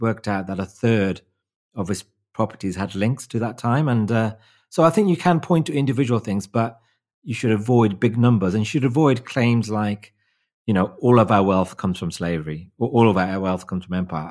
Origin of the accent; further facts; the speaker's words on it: Wolverhampton, West Midlands, United Kingdom; my hometown, Wolverhampton